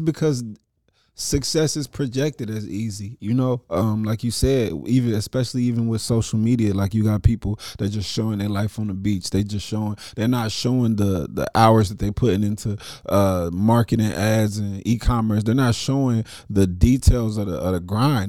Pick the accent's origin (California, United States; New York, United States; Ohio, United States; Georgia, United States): Ohio, United States; Dayton; I'm from Dayton, Ohio